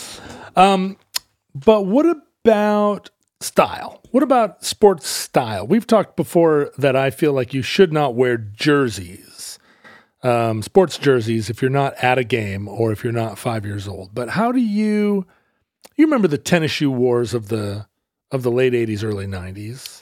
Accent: the Northwest, Pacific Northwest, United States; we're from the Northwest

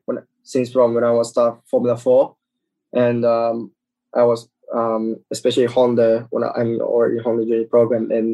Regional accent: Japan; English is a second language; moved away as an adult; most of my friends are going to Japanese normal school. So I really want to go to Japanese school

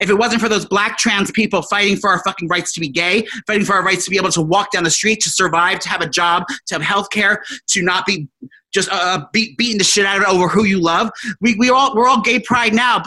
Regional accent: New Jersey, United States; these people I grew up with in New Jersey

